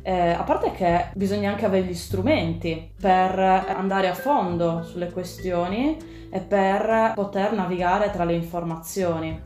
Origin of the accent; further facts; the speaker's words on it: Sardinia, Italy; moved away as an adult; also born or lived in Pisa / Germany; io intanto sono nata in Sardegna, penso che si senta nonostante gli anni fuori dal mio, dal mio accento